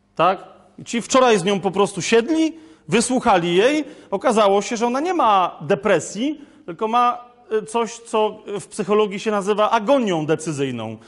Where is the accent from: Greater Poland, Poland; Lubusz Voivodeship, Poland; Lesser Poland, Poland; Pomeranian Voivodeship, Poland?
Lesser Poland, Poland; Kraków; ja jestem z Krakowa, u nas się, wiecie, to jest stara Galicja i u nas, się, u nas się nie wychodzi na dwór, no wiecie, tylko na pole